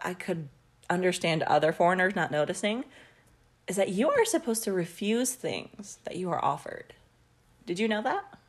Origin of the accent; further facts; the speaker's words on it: United States; as an American